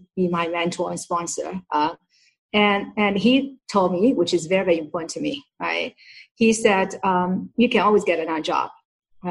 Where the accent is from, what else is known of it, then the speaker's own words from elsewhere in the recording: Shanghai, China; moved away as an adult; now in United States; Shanghai, where it's my hometown